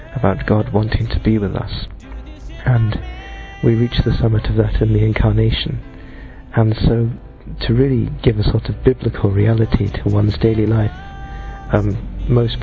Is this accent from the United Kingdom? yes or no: yes; London, United Kingdom; I'm 20 and I'm from London.